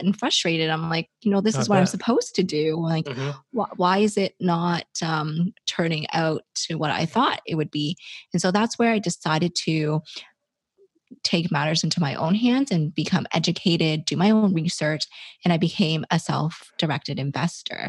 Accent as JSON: {"language": "English", "town": "Toronto", "region": "Ontario", "country": "Canada", "said": "I am from Toronto, Canada"}